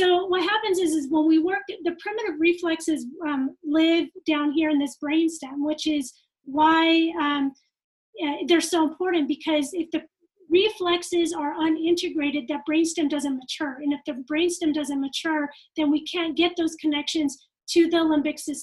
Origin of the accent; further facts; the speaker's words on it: California, United States; also born or lived in Japan; now in Utah, United States; I'm from California. Okay. And then I moved to Utah